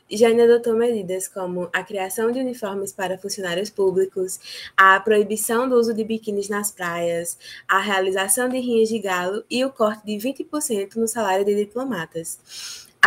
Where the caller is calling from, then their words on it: João Pessoa, Paraíba, Brazil; eu também falo de João Pessoa, na Paraíba.